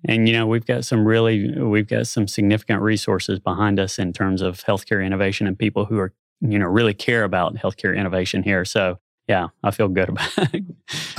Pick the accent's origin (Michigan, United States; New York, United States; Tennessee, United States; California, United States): Tennessee, United States; Nashville; moved away as an adult; also born or lived in Little Rock, Arkansas; now in Bentonville, United States; I grew up in Nashville, Tennessee. Uh, spent my first thirty-two years there